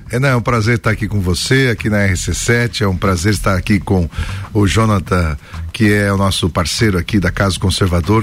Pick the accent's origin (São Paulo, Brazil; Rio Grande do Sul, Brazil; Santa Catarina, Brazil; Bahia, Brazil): Santa Catarina, Brazil; Joinville; da cidade onde eu sou, de Joinville